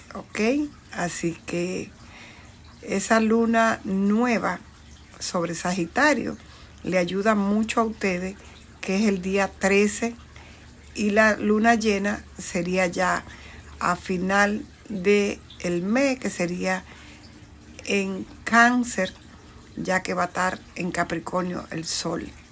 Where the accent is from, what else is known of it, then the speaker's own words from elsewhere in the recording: Bonao, Monseñor Nouel, Dominican Republic; now in New York, United States; yo nací, crecí en el campo en la República Dominicana, en una provincia llamada Bonao